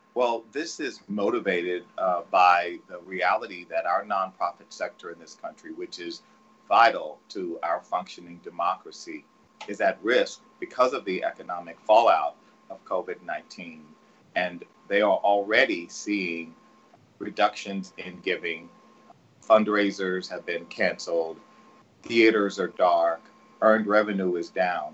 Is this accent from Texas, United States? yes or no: yes; Texas, United States; I'm from Texas